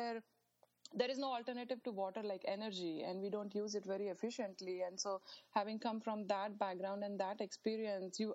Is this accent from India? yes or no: yes; India; now in United States; growing up in India